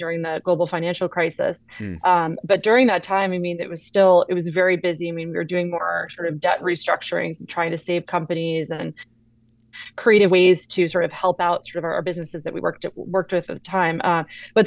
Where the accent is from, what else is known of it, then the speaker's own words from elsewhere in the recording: Newport, Rhode Island, United States; also born or lived in Augusta, Georgia; I was born in Augusta, Georgia, and about a year and a half after I was born, my parents moved up to Newport, Rhode Island, which is a very scenic coastal town, a really great childhood